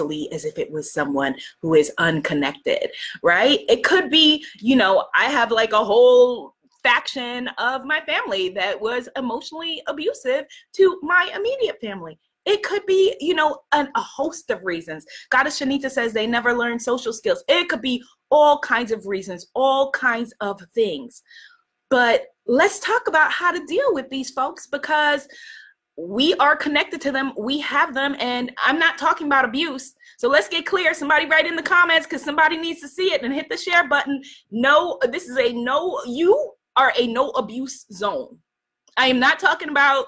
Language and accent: English; New York, United States; I grew up in New York